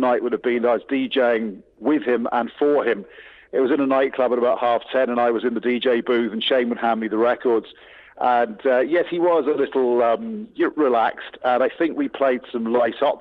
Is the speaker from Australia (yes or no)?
no; England, United Kingdom; I'm English through and through, no granny from Mayo